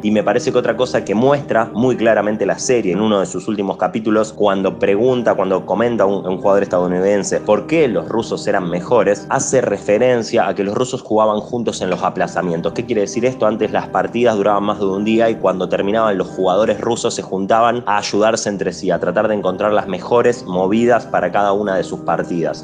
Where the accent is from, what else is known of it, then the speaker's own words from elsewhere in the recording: Rosario, Santa Fe, Argentina; Yo soy de Rosario, en la provincia de Santa Fe